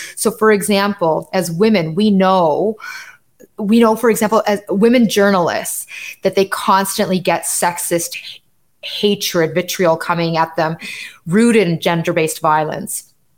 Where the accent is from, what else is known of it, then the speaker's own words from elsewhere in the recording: Canada; I'm Canadian and I live in Canada